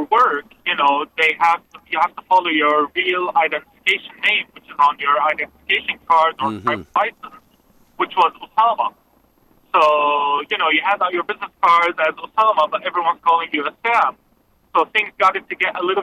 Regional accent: Kuwait; now in Rancho Cucamonga, United States; My mom was from Nazareth in Palestine, and my dad is from Haifa. And I was born in Kuwait

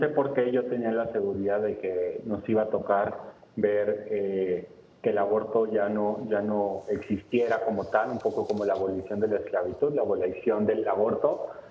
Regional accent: Mexico; como mexicanos

